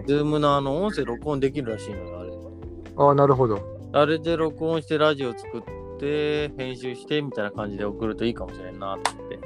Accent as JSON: {"language": "Japanese", "region": "Oita", "country": "Japan", "tie": "born or raised there", "said": "大分県出身"}